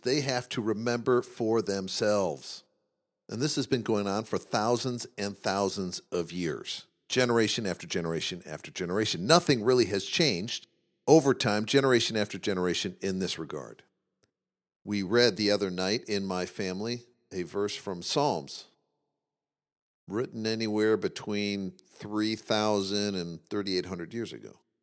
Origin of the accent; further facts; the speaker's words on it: Midwest, United States; we grew up in the Midwest